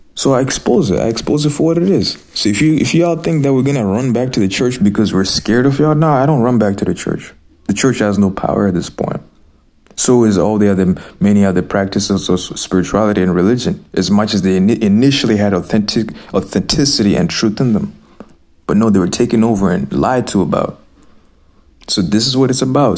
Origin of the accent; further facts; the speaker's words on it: Zimbabwe; I grew up in Zimbabwe.